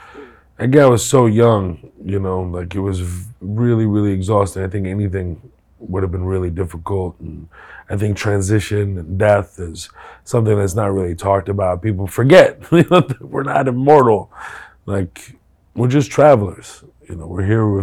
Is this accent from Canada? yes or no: no; Houston, Texas, United States; also born or lived in Kuwait; go to Houston and then have my teenage years there